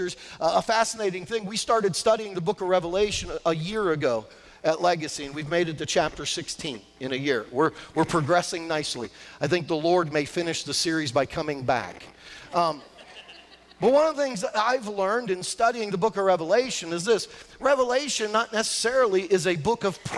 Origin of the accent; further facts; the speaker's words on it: New Castle, Pennsylvania, United States; moved away as an adult; also born or lived in Washington, D.C.; now in Pittsburgh, United States; I'm from the Newcastle area, so I really didn't know anybody in the South Hills.